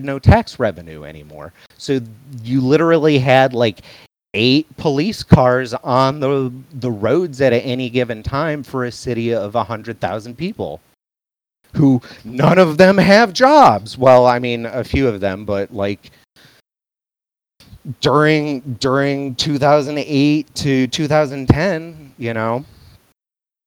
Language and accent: English; Flint, Michigan, United States; moved away as an adult; now in San Antonio, United States; I'm from Flint. I was born in Flint in the 80s